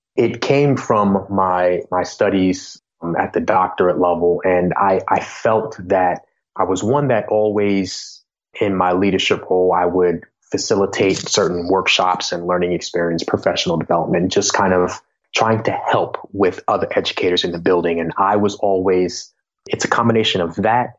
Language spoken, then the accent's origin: English; Long Island, New York, United States; where I grew up on Long Island and in New York